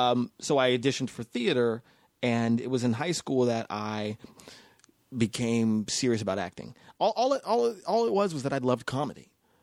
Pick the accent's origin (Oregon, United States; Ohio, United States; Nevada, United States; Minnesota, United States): Nevada, United States; Las Vegas; growing up in Vegas, I got actually just in Vegas last weekend because I went to this performing arts high school in Vegas Las Vegas Academy.